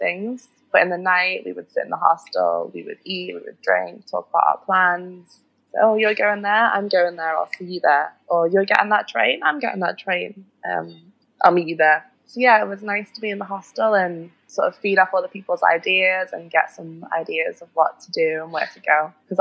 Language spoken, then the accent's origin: English; Liverpool, North West England, United Kingdom; moved away as an adult; now in Barcelona, Spain; originally I'm from Liverpool, which is in the north of England